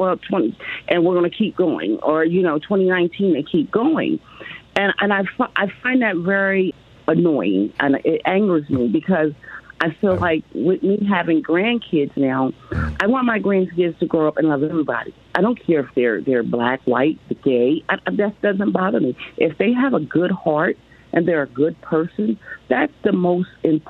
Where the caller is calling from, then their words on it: Lakeland, Florida, United States; also born or lived in Delaware; I live in Lakeland, Florida, and I've been kind of disappointed because I moved from Delaware.